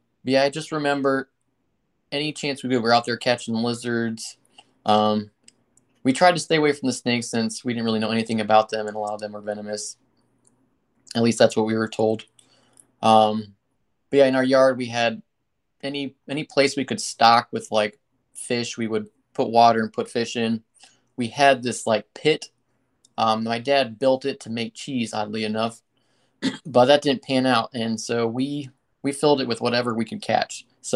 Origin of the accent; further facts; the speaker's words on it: Guinea; So Mike and I had the privilege of growing up in West Africa. Our parents were missionaries in Guinea. So we went there when I was 3 years old.